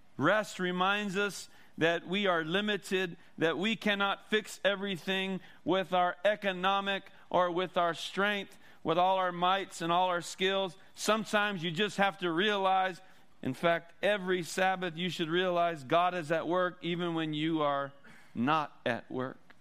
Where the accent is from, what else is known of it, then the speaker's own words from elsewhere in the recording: Oxnard, California, United States; now in Santa Maria, United States; I'm actually from Oxnard, Ventura.